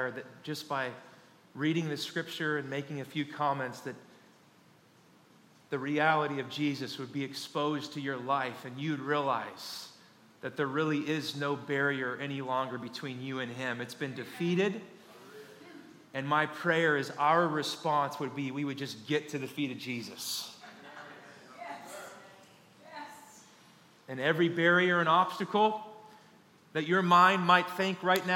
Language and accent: English; Kansas, United States; I'm born and raised in Kansas